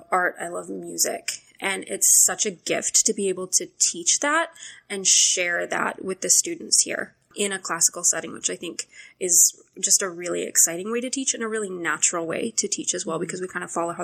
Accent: Soldotna, Alaska, United States; also born or lived in St Andrews, Scotland; now in Anchorage, United States; I was born in Anchorage, so I'm from here. Grew up in Soldotna.

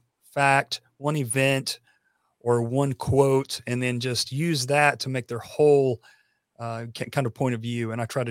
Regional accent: Tennessee, United States; I am from Tennessee and we're famous for being the country music capital.

